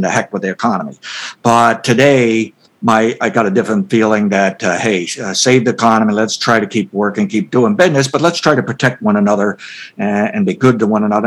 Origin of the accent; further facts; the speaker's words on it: United States; as an American